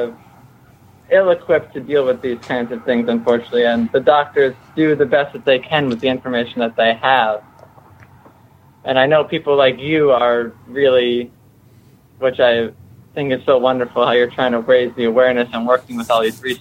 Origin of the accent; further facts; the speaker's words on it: Connecticut, United States; I grew up in Connecticut, which is sort of Lyme City.